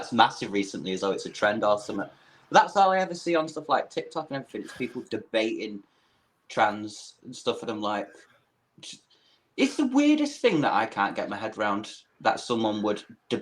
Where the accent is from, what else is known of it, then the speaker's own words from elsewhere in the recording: United Kingdom; accent: British; as a Brit